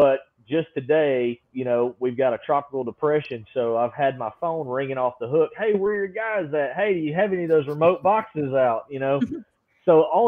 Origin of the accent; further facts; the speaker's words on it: Alabama, United States; I was born and raised in Alabama